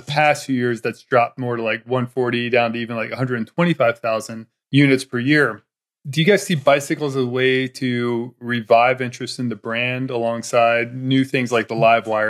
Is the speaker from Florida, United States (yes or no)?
yes; Daytona Beach, Florida, United States; I grew up in Daytona Beach